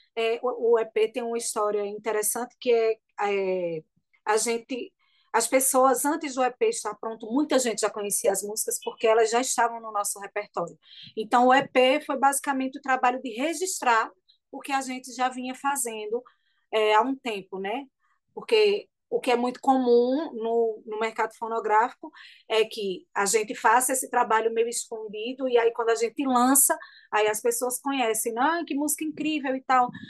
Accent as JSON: {"language": "Portuguese", "town": "Bonito", "region": "Pernambuco", "country": "Brazil", "tie": "born or raised there", "lives_now": "Caruaru, Brazil", "said": "eu morava em Bonito"}